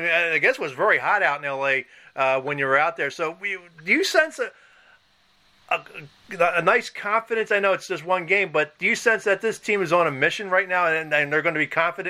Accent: Philadelphia, Pennsylvania, United States; I'm from Philadelphia

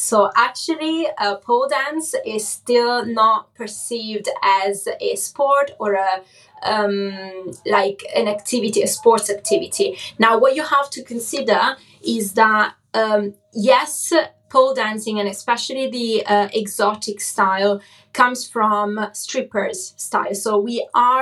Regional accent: Cesena, Emilia-Romagna, Italy; English is a second language; moved away; also born or lived in Forlì; my hometown where I basically grew up, Cesena

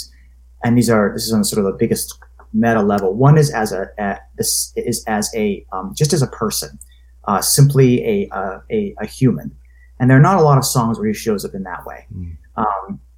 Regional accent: Maine, United States; I'm from Maine

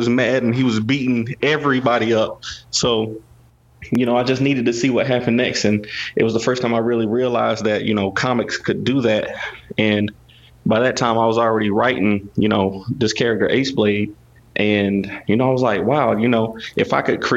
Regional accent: North Carolina, United States; I was growing up in North Carolina

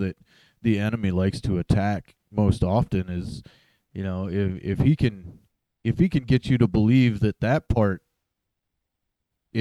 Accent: Roundup, Montana, United States; I was born in a little town by the name of Roundup, Montana

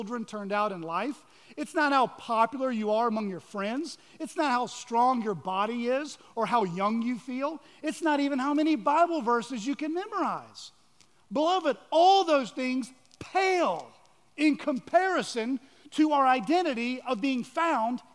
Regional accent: Georgia, United States; moved away; also born or lived in Washington, D.C.; I'm actually from Georgia

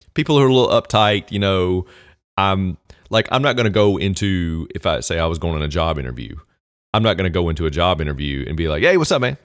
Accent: Southwest Virginia, United States; accent: Southern; Southwest Virginia, which is where basically I'm from

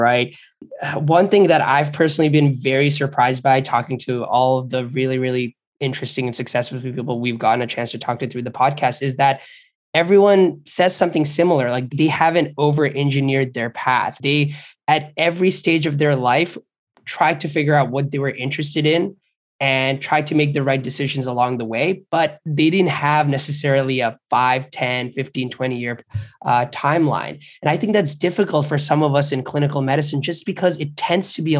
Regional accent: Bangladesh; moved away; I grew up in Bangladesh

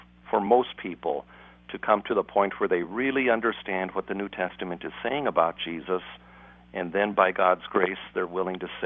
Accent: Japan; moved away; I was born in Japan. I've lived much of my adult life in Japan

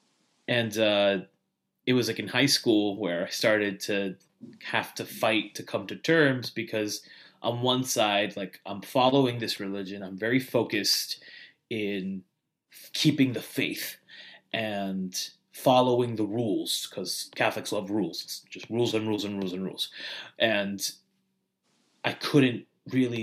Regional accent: New York City, New York, United States; now in South Florida, United States; I'm originally from New York. Grew up in the Bayside area, which is like the border of Queens and Long Island.

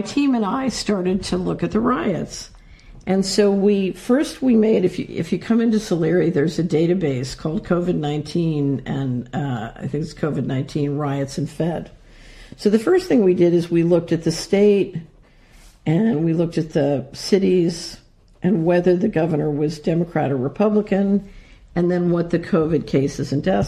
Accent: Philadelphia, Pennsylvania, United States; I grew up in Philadelphia

